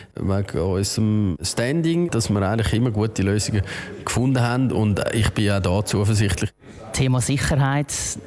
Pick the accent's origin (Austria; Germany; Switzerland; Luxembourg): Switzerland